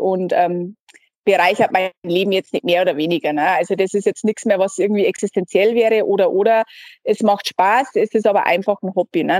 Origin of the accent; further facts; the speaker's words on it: Germany; bei uns in Deutschland